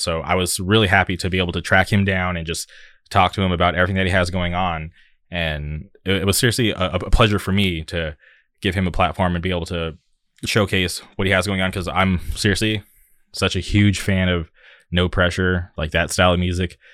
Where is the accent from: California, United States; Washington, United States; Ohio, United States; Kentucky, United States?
California, United States; Southern; here I am from Southern California